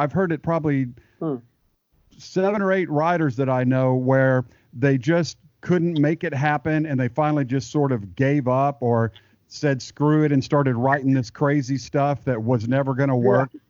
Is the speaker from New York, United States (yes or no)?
no; Texas, United States; now in Nashville, United States; I grew up in Texas